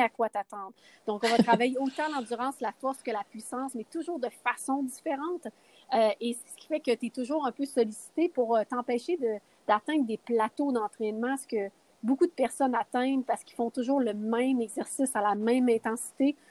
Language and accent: French; Quebec, Canada; moved away as an adult; also born or lived in Las Vegas; je viens de Québec